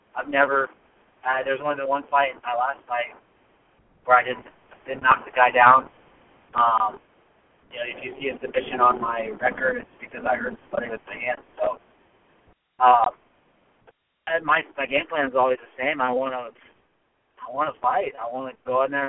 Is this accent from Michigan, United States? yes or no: no; Davenport, Iowa, United States; now in Denver, United States; I'm from Davenport, Iowa